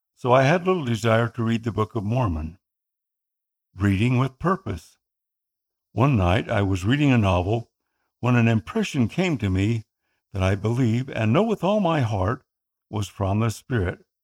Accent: Philippines; first language Tagalog; my native tongue, Tagalog

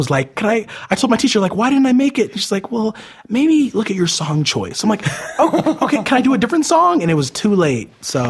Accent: Las Vegas, Nevada, United States; born there; also born or lived in Utah / Arizona / New York / California; I've moved around a lot my whole entire life. I was born in Las Vegas, moved to Utah, then Arizona, New York

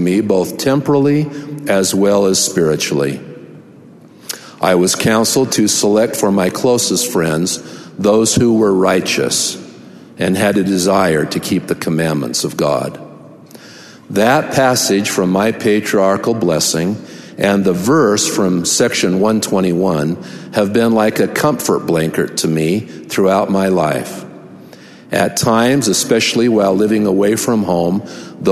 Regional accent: Salt Lake Valley, Utah, United States; From my earliest days growing up in the Cottonwood Stake in the Salt Lake Valley

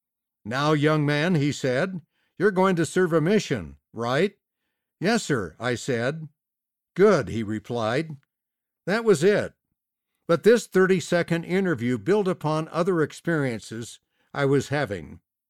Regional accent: Salt Lake City, Utah, United States; I was raised in Salt Lake City, USA. As a teenager, I enjoyed walking through Temple Square.

